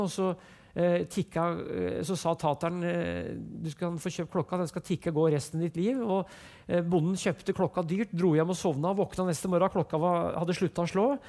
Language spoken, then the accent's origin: Norwegian; Brumunddal, Innlandet, Norway; Jeg vokste opp som sagt i Brumunddal, og der gikk jeg på skolen